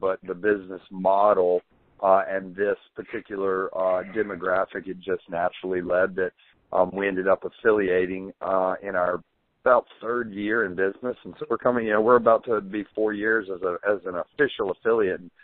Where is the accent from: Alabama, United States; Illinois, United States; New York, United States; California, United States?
Alabama, United States; Birmingham; I'd say Birmingham.